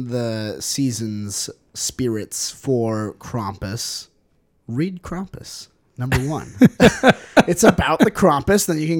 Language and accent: English; England, United Kingdom; I don't care. I'm from England.